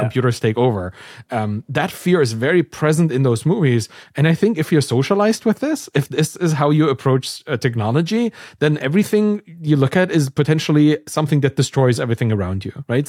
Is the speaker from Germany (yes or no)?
yes; East Germany, Germany; I'm from East Germany